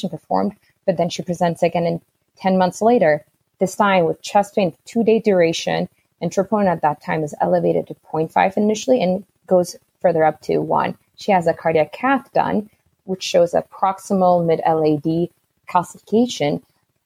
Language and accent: English; Ethiopia; also born or lived in Durham / Miami; now in Seattle, United States; I'm originally from Ethiopia